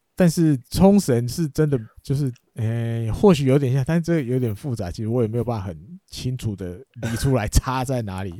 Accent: Taiwan; 我们台湾人

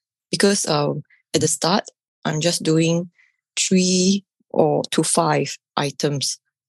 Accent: Singapore; I'm from Singapore.

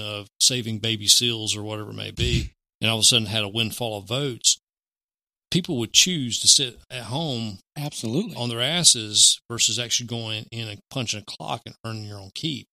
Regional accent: the South, United States; here growing up in the South

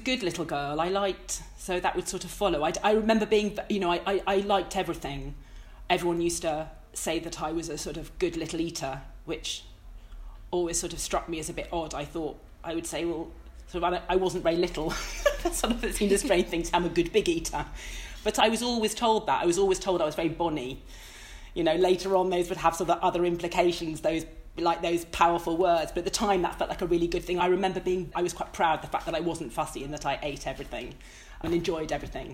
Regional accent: Hertfordshire, East of England, United Kingdom; I grew up in Hertfordshire, which didn't feel nearly as interesting

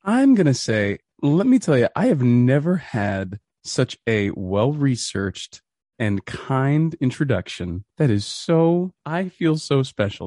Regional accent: Boston, Massachusetts, United States; I'm from Boston

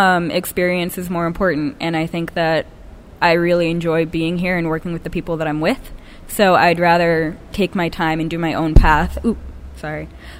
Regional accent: North Andover, Massachusetts, United States; moved away as an adult; now in New York, United States; I'm from 20 minutes like north of Boston, North Andover area.

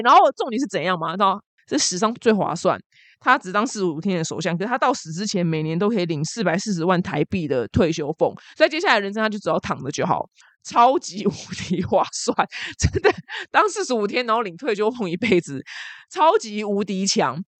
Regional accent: Taiwan; 我们台湾人

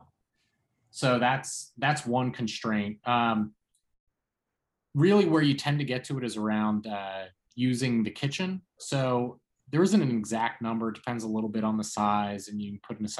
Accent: Philadelphia, Pennsylvania, United States; moved away; I'm from Philadelphia originally

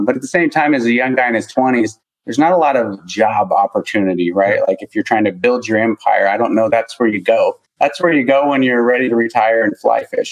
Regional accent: Montana, United States; moved away; also born or lived in Sacramento area, California; I'm from Montana

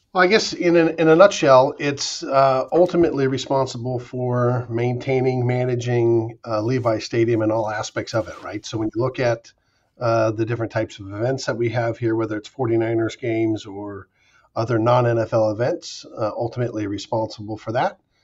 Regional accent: Pacifica, California, United States; I was on a, the high school team at Oceana High School in Pacifica, uh, which was my hometown

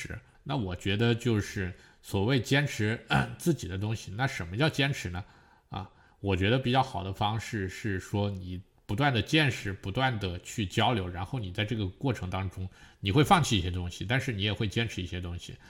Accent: South China, China; 那我属于我不排斥北京话的南方人，但是我也觉得，就南方本来我们讲话自己的方言体系

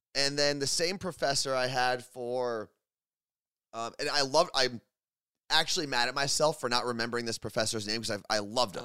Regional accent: New Jersey, United States; moved away as an adult; now in Seattle, United States; we both grew up in New Jersey, right? That's, that's our home.

